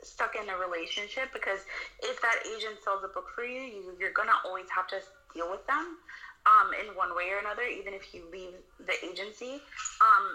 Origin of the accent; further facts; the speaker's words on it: New York City, New York, United States; I grew up in the Bronx